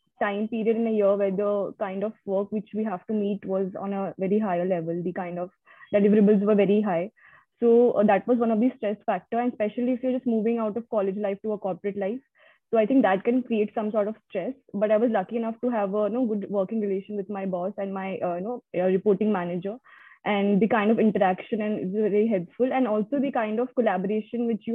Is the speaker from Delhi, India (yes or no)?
no; Guwahati, Assam, India; now in Nagpur, India; I'm from Guwahati, Assam.